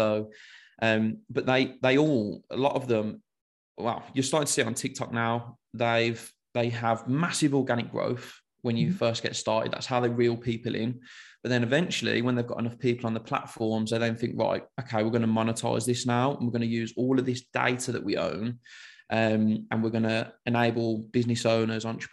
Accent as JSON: {"language": "English", "town": "Birmingham", "region": "West Midlands", "country": "United Kingdom", "accent": "Brummie", "said": "I'm from Birmingham. I guess a typical Brummie"}